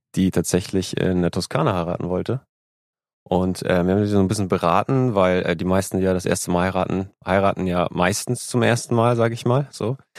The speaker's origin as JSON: {"language": "German", "town": "Lübeck", "region": "Schleswig-Holstein", "country": "Germany", "moved": "yes", "lives_now": "Hamburg, Germany", "said": "ich komme aus Lübeck"}